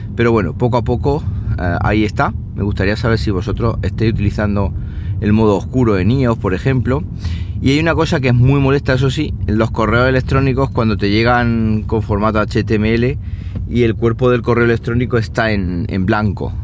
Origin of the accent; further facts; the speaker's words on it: Siles, Andalusia, Spain; soy el administrador del grupo de Facebook de Siles, de mi pueblo